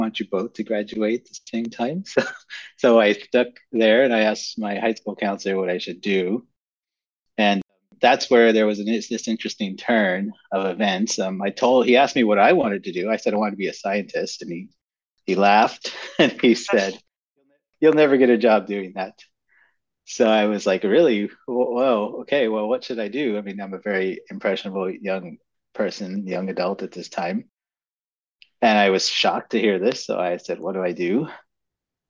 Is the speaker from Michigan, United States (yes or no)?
no; San Antonio, Texas, United States; moved away; I grew up in South Texas, in San Antonio, Texas, to be more precise.